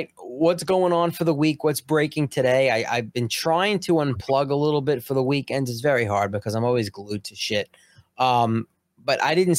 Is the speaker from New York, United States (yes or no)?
yes; Long Island, New York, United States; I'm from Long Island. I just want my cup of coffee.